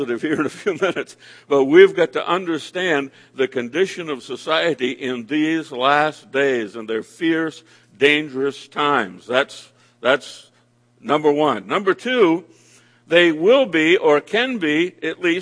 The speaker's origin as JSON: {"language": "English", "region": "Maine", "country": "United States", "tie": "born or raised there", "said": "my home state of the state of Maine"}